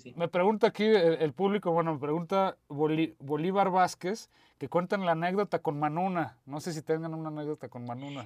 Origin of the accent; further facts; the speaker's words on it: Guadalajara, Jalisco, Mexico; yo como mexa y como tapatío